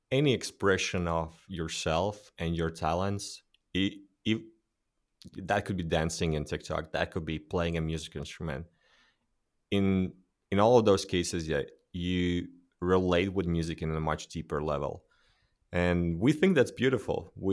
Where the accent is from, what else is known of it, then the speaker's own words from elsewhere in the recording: Latvia; because we're from Latvia.